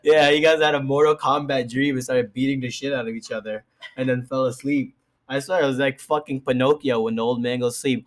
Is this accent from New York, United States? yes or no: yes; New York City, New York, United States; I'm from the Bronx